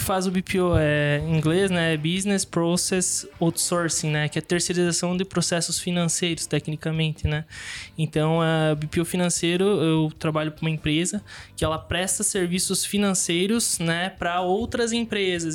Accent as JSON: {"language": "Portuguese", "town": "Xanxerê", "region": "Santa Catarina", "country": "Brazil", "tie": "born or raised there", "also_born_or_lived": "São Domingos / Caxias do Sul / Erechim", "moved": "as an adult", "lives_now": "Chapecó, Brazil", "said": "Aí voltei pra Xanxerê e cresci minha vida inteira ali"}